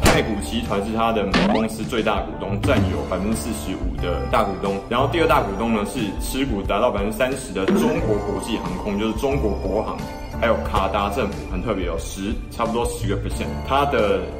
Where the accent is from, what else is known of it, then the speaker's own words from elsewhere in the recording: Taiwan; 身为台湾人